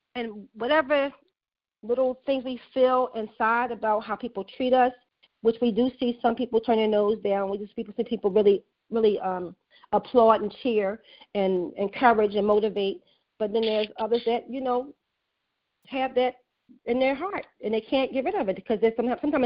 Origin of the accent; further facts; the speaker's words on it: Philadelphia, Pennsylvania, United States; I was raised in West Oak Lane